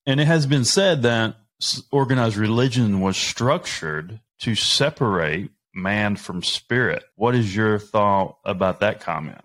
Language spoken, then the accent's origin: English; the South, United States; I'm from the South, right? Baptist, Baptist church